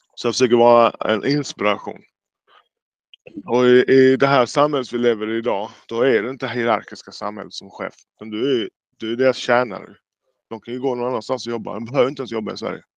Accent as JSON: {"language": "Swedish", "country": "Jamaica", "moved": "yes", "lives_now": "Sweden", "said": "jag är själv från Jamaica"}